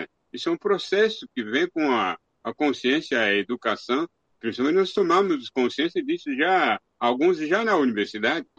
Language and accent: Portuguese; DR Congo; moved away; na minha aldeia, na República Democrática do Congo